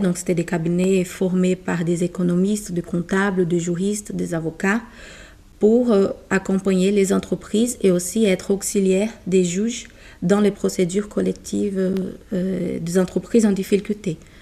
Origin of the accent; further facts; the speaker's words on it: Brazil; French is a second language; moved away as an adult; now in France; je suis brésilienne